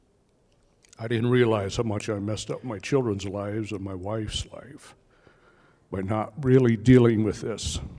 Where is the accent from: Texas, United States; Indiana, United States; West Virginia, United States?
Indiana, United States; I'm from Indiana